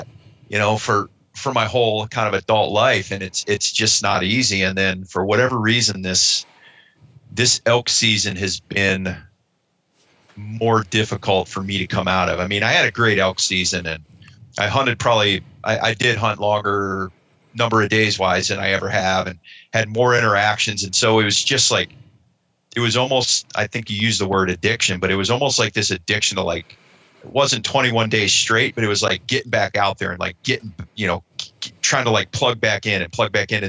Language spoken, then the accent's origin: English; Ohio, United States; now in Western United States; I grew up back east in Ohio